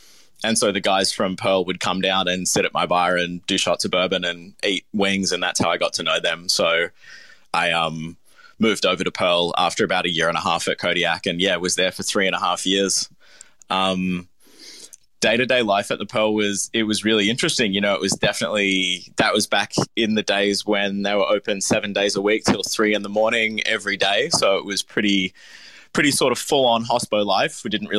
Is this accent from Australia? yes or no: yes; Melbourne, Victoria, Australia; I was born in Melbourne. I grew up here, went to primary school here. I moved back to Melbourne permanently about 11 years ago.